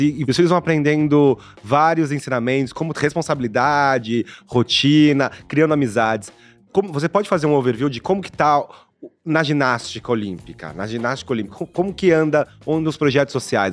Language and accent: Portuguese; Brazil; como brasileiro, né, como homem preto nessa socie-, sociedade